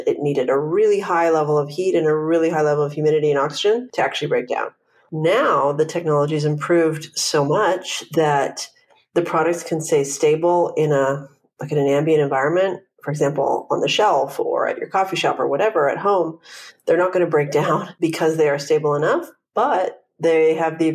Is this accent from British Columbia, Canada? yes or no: yes; Vancouver, British Columbia, Canada; now in Los Angeles, United States